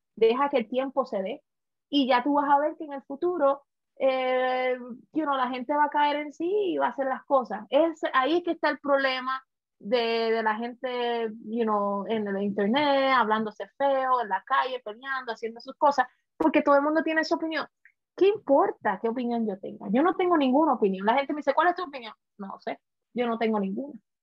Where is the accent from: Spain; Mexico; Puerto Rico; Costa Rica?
Puerto Rico; now in United States; como puertorriqueña, que pasé por muchas situaciones al principio de venir a este país, en Estados Unidos